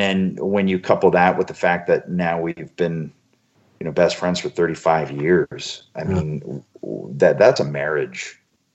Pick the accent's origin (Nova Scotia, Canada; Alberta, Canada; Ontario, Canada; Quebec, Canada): Ontario, Canada; Toronto; in Toronto in my hometown in the Sky Dome